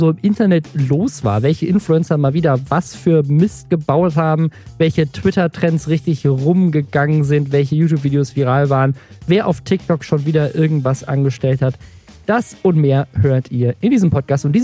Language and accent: German; the South, Southern Germany, Germany; ich komme auch aus dem Süden